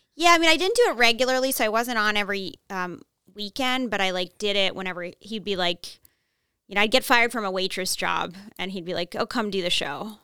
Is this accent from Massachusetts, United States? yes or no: yes; Newton, Massachusetts, United States; accent: Minnesota; I grew up in Newton